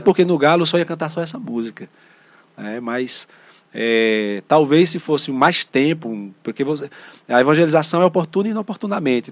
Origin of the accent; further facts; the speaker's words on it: Northeast Region, Brazil; accent: nordestino; nosso dialeto nordestino